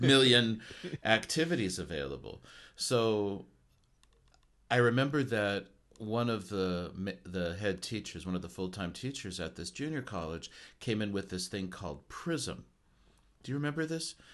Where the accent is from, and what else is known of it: United States; now in Japan